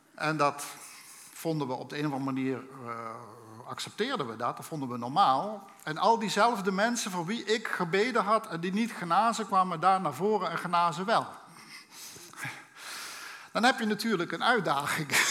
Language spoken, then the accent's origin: Dutch; Limburg, Netherlands; Ik ben opgegroeid in een, eh, in een Limburgs gezin